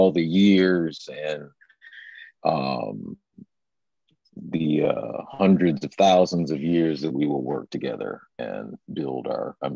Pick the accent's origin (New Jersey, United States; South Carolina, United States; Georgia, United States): South Carolina, United States; Columbia; Um, I am from Columbia, South Carolina.